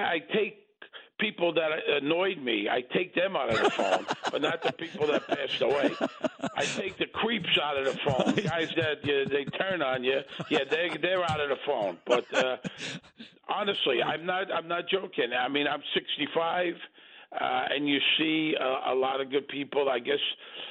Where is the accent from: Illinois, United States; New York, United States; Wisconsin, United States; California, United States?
New York, United States; Brooklyn; I grew up in Brooklyn.